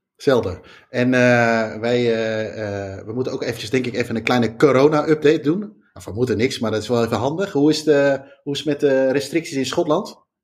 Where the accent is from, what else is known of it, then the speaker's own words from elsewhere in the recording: Netherlands; wij als Nederlander